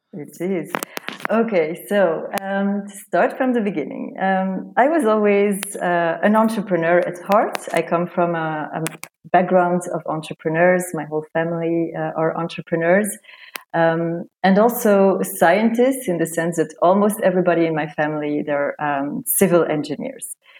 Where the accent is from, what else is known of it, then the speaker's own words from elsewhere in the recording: Belgium; moved away as an adult; also born or lived in Romania / Hamburg, Germany; now in Madrid, Spain; I was born in Romania. Uh, I was raised in Belgium, uh, where I lived most of my life